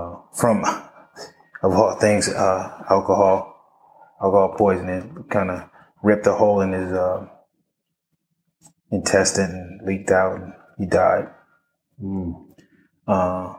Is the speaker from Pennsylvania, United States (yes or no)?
no; Los Angeles, California, United States; So I was born and raised in South Central Los Angeles.